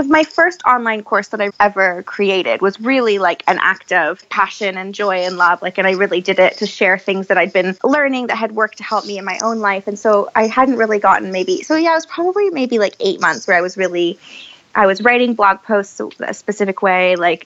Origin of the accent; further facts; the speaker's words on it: Canada; moved away as an adult; now in United Kingdom; I'm Canadian by birth